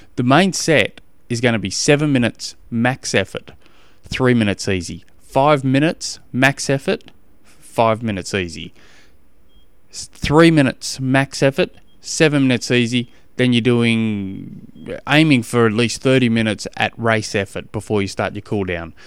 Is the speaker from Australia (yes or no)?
yes; Australia; I'm from Australia and we don't do, uh, eighty-eight degrees.